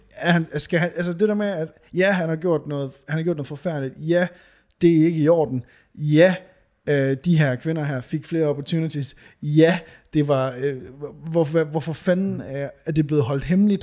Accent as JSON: {"language": "Danish", "town": "Varde", "region": "Southern Denmark", "country": "Denmark", "tie": "born or raised there", "moved": "yes", "said": "da jeg boede i, hos mine forældre. Altså, det, det er måske 15 år siden. Ja. Hjemme i Varde"}